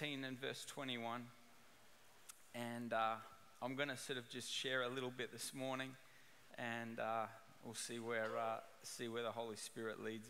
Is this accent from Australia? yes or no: yes; Australia; moved away as an adult; now in Orange County, United States; I'm originally from Australia, and I migrated to Orange County almost 10 years ago, 9 years ago now, and I brought my accent with me